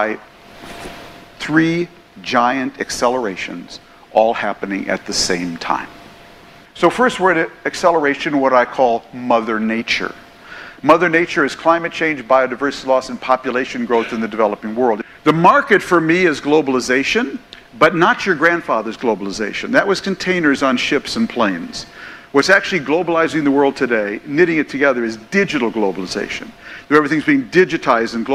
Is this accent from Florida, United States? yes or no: no; Minnesota, United States; when I was growing up in Minnesota in the 1950s